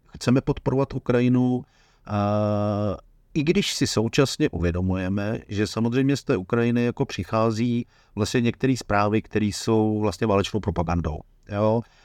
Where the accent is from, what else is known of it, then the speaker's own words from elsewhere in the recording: Bohemia, Czechia; kteří jsme se narodili v Čechách